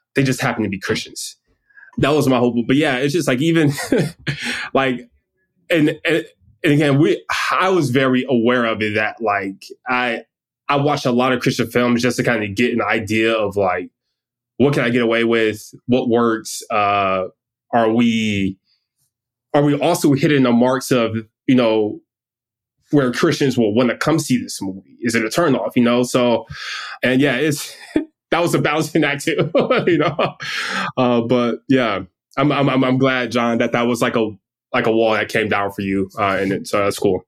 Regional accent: Detroit, Michigan, United States; I grew up in Detroit

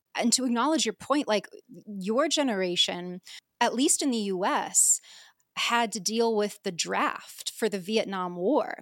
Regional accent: United States; I'm obviously American

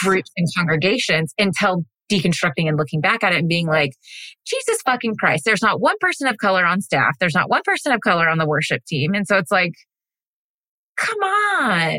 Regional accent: Texas, United States; now in Tennessee, United States; I grew up in Texas. I live in Tennessee right now

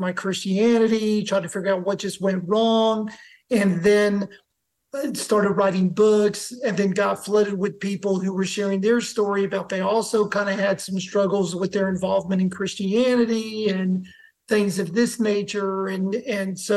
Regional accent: Blacksburg, Virginia, United States; also born or lived in Idaho; now in Nashville, United States; I'm from Blacksburg, Virginia. I currently live in Nashville, Tennessee

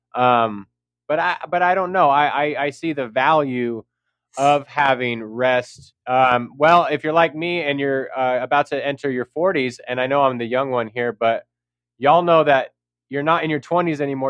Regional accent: San Jose, California, United States; I'm from San Jose, California

